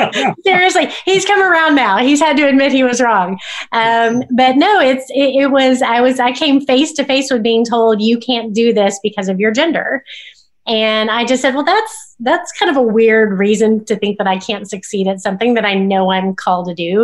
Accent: Oklahoma, United States; growing up in Oklahoma

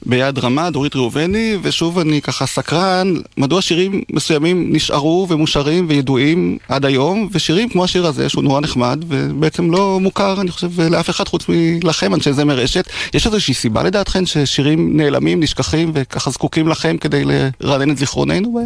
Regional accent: Degania Alef, Northern District, Israel; נולדתי וגדלתי בקיבוץ דגניה א'

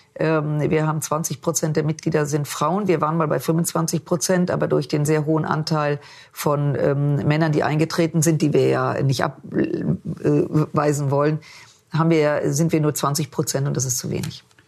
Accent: Düsseldorf, North Rhine-Westphalia, Germany; also born or lived in Munich; ich bin in Düsseldorf geboren

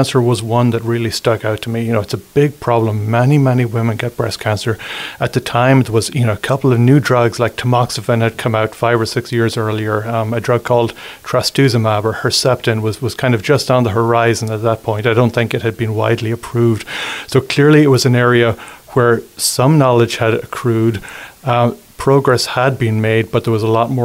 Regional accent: Ireland; moved away as an adult; also born or lived in London / San Francisco / New York City; now in La Crosse, United States; I'm from Ireland originally. So I spent my first 20 years in Ireland

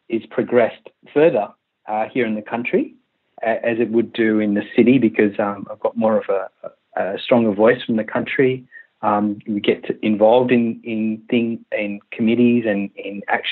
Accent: Western Australia, Australia; also born or lived in Malaysia / Sydney / Tamworth; we moved to Western Australia from Malaysia when I was 10. And I'm 37 now, so we've been in Australia

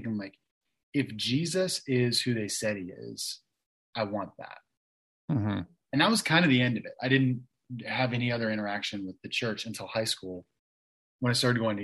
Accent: Kansas City, Missouri, United States; accent: sometimes I sound like I'm from the East Coast, but I also say y'all; I grew up in Kansas City, Missouri

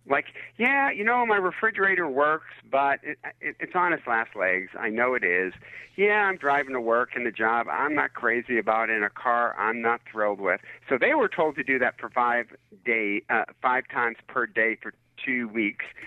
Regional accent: Detroit, Michigan, United States; I'm from Detroit

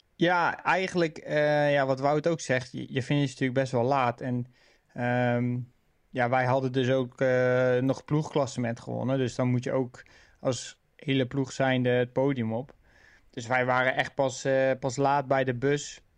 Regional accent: near Wateringen, South Holland, Netherlands; Wateringen is natuurlijk ja, vlakbij waar ik ben geboren

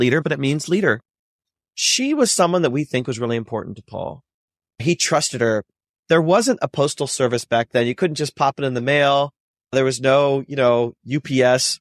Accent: North Central Ohio near Cleveland, United States; I was born and raised in North Central Ohio near Cleveland

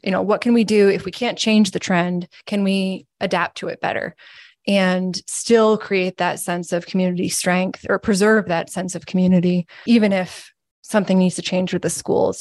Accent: Williston, Vermont, United States; I'm from here. I'm from Williston, uh, Vermont, and I grew up reading the Burlington Free Press over breakfast

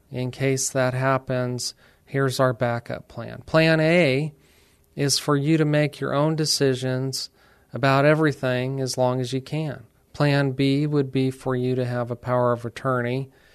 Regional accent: Alamogordo, New Mexico, United States; moved away as an adult; now in San Antonio, United States; we decided to stay here instead of returning to our hometown in New Mexico.

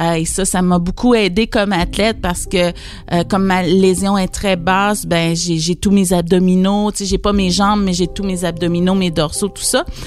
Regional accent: Saint-Marc-des-Carrières, Quebec, Canada; Je suis originaire de Saint-Marc-des-Carrières

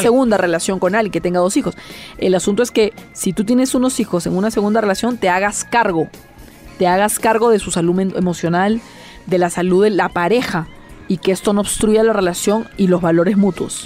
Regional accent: Peru; Mucha gente en mi país, por ejemplo, no conoce las iglesias del centro

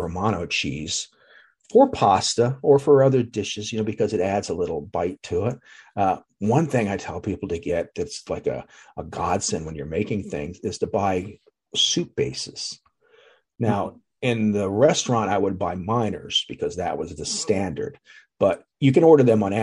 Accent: Atlantic City, New Jersey, United States; I grew up in Atlantic City

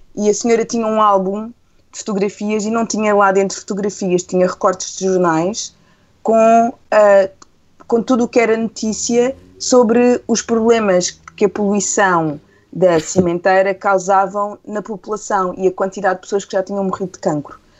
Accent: Setúbal, Portugal; Eu cresci em Setúbal

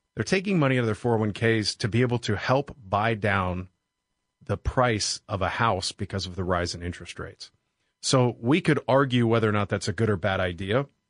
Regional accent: Pittsburgh, Pennsylvania, United States; I grew up in Pittsburgh, Pennsylvania

